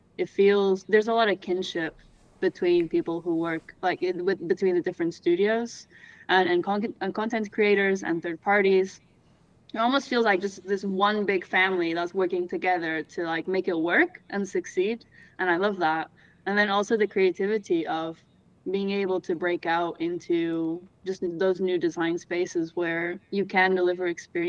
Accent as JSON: {"language": "English", "country": "Portugal", "tie": "born or raised there", "accent": "Canadian", "said": "See, so I grew up in Portugal. I have a Canadian accent because my mom is Canadian."}